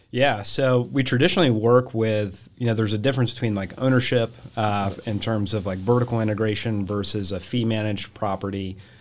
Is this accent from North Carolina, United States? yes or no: yes; Charlotte, North Carolina, United States; So, um, I grew up here in Charlotte